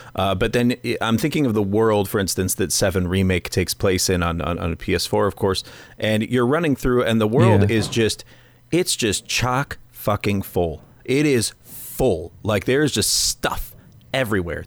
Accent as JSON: {"language": "English", "country": "United States", "moved": "yes", "said": "my my my home country and my adopted country"}